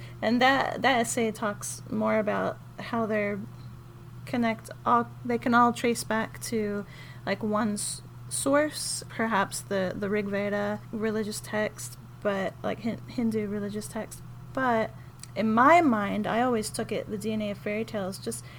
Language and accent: English; Germany; moved away; So I was born in Germany